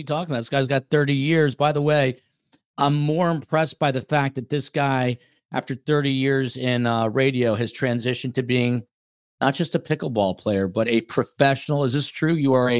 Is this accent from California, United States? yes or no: no; New Jersey, United States; I'm from Jersey.